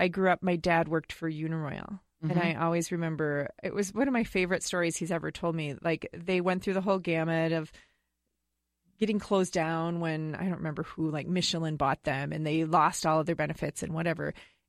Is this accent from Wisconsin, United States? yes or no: yes; Wisconsin, United States; now in Woodbury, United States; I'm from Wisconsin, so it's kind of like a mishmash, right?